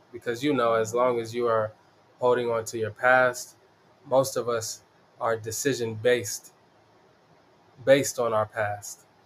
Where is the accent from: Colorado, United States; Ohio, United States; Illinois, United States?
Colorado, United States; Denver; I'm from the East Side. I rep it proudly, the East Side of Denver. Uh, born and raised here.